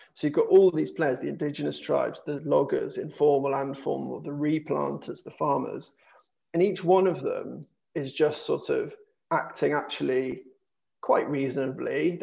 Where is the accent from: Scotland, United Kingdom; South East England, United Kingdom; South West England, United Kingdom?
South West England, United Kingdom; Dorset; I'm uh, uh, from from the south, I guess, was born and I grew up in Dorset